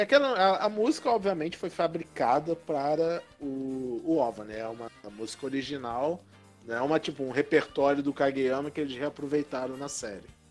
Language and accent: Portuguese; Rio de Janeiro, Brazil; somos cariocas